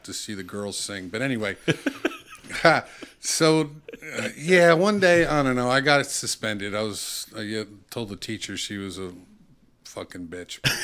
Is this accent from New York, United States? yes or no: no; Bound Brook, New Jersey, United States; I grew up in Bound Brook, New Jersey, small little town